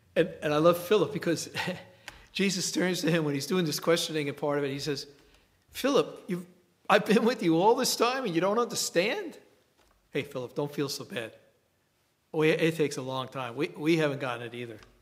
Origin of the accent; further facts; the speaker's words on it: New York City, New York, United States; I grew up in the Bronx and I went to grammar school in the same school for eight years